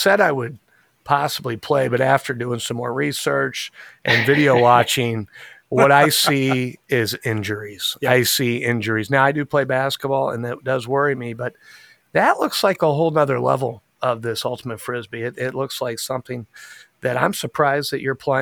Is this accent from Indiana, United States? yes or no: yes; Indianapolis, Indiana, United States; also born or lived in Carmel, Indiana; I was born and raised in Indianapolis, Indiana, right where I'm at now